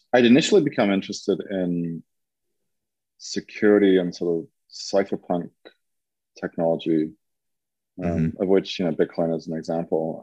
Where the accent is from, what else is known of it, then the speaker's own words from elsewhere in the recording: England, United Kingdom; moved away as an adult; also born or lived in San Francisco; now in Lisbon, Portugal; I am originally from England and lived in the UK until um, 1997